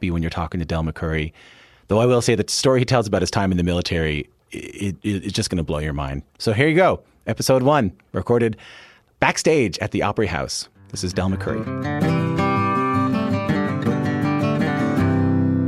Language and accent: English; St. John's, Newfoundland and Labrador, Canada; when I was growing up in St. John's, Newfoundland, which is an island on the east coast of Canada